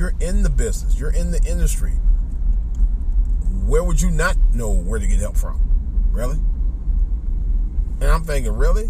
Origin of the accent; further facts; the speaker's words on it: Cleveland, Ohio, United States; moved away; I go back home in Cleveland